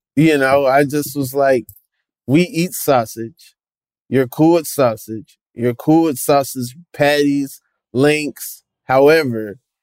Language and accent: English; Atlanta, Georgia, United States; I grew up in in Atlanta, Georgia, pretty black city